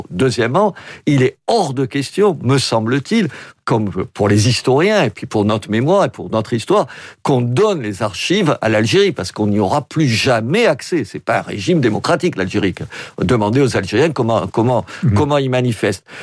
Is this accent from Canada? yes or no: no; France; je suis français jusqu'au bout des ongles. Et français jusqu'au bout des ongles, ça ne veut pas dire français de souche, ça veut dire qui aime ce pays, qui aime son histoire et tout.